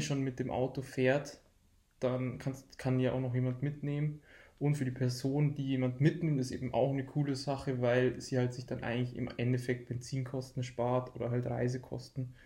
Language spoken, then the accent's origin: German; Deggendorf, Bavaria, Germany; wir kommen aus Deckendorf